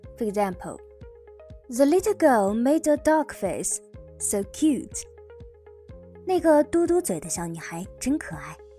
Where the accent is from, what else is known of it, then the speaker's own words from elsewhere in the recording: China; 我们中国人